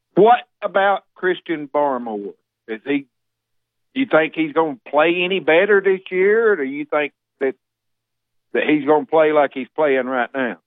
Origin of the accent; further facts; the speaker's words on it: Alabama, United States; now in Tennessee, United States; I was born and raised in Alabama.